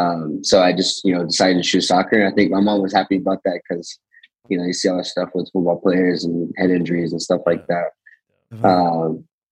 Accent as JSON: {"language": "English", "town": "Raleigh", "region": "North Carolina", "country": "United States", "tie": "born or raised there", "said": "I mean, I grew up with a single mom"}